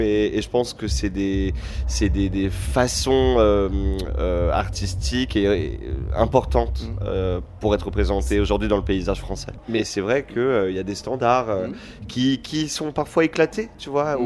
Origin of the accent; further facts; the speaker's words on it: Créteil, Île-de-France, France; Il y a Créteil Soleil, là où j'ai grandi